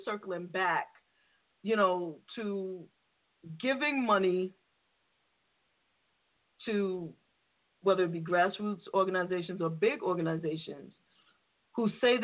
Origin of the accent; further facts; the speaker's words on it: New York City, New York, United States; the area that I grew up in the Bronx